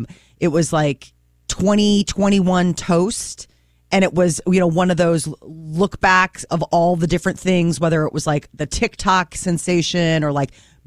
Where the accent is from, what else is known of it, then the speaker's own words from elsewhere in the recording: Midwest, United States; I am born and raised in the Midwest